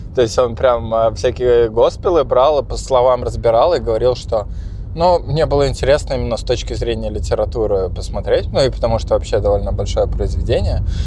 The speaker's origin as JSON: {"language": "Russian", "town": "Tolyatti", "region": "Samara Oblast", "country": "Russia", "tie": "born or raised there", "said": "я пока рос в Тольятти"}